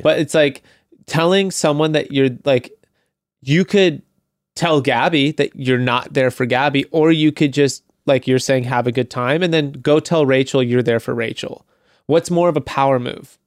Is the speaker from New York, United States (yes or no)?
no; Santa Monica, California, United States; my hometown